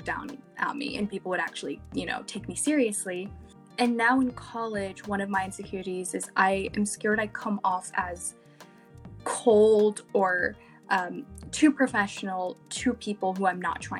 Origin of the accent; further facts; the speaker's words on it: Louisiana, United States; moved away as an adult; now in California, United States; I'm from Louisiana, but I'm now here for school.